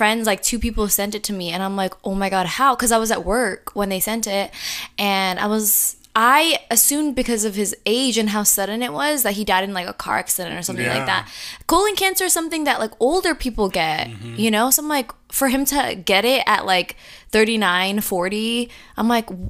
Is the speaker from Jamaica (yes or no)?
yes; Jamaica; we're Jamaican.